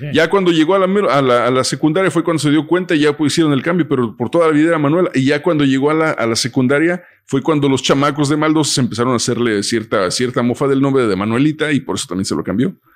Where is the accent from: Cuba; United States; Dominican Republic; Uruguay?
United States; crecimos en Estados Unidos desde morros